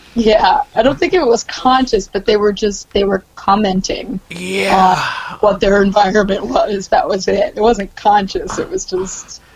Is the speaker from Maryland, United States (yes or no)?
yes; Columbia, Maryland, United States; also born or lived in Silver Spring, Maryland / Baltimore, Maryland; Born in Silver Spring and raised in Columbia